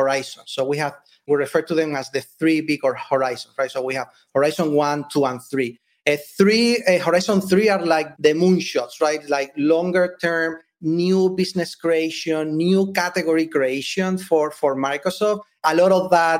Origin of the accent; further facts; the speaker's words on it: Spain; moved away as an adult; now in United States; I'm originally from Spain. When I moved here to the US